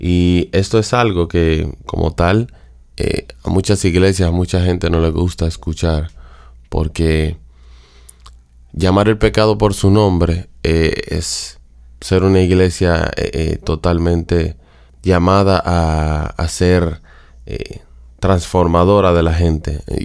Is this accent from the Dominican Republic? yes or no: yes; Dominican Republic; de donde soy, República Dominicana